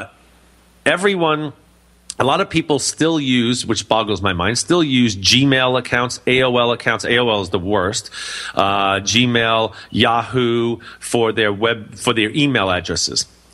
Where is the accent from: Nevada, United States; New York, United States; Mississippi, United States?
New York, United States; New York City; moved away; I'm originally from New York City